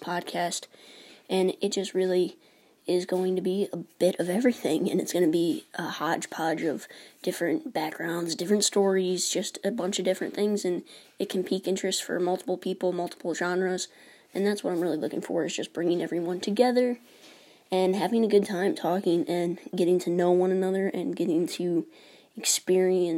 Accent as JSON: {"language": "English", "region": "New York", "country": "United States", "tie": "born or raised there", "said": "I was born and raised in New York"}